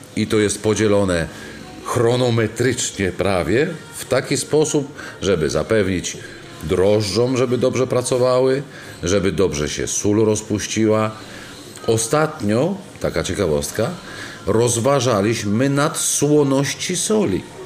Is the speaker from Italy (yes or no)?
yes; region near Rome, Lazio, Italy; now in Poland; ja osobiście y, pochodzę z regionu pod Rzymem